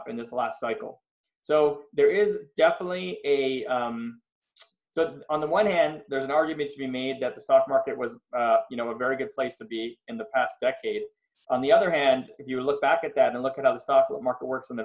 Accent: Montreal, Quebec, Canada; moved away as an adult; also born or lived in Philadelphia, United States; now in Los Angeles, United States; I'm from Montreal, Canada, originally. I moved to the US in 98

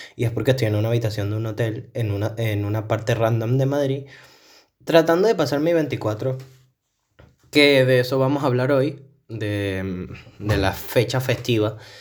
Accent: Venezuela; also born or lived in Madeira, Portugal; now in Portugal; yo, como buen niño venezolano

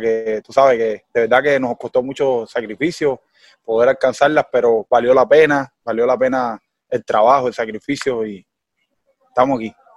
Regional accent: Cuba; accent: Cuban; el cubano, nosotros tenemos nuestro dialecto

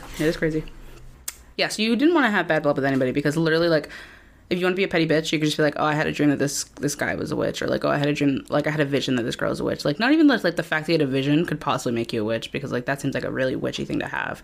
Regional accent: Wareham, Massachusetts, United States; growing up in Wareham

